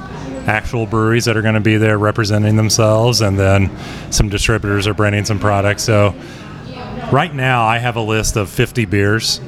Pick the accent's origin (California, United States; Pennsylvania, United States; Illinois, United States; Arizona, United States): Illinois, United States; Southern; moved away; I was originally born in Illinois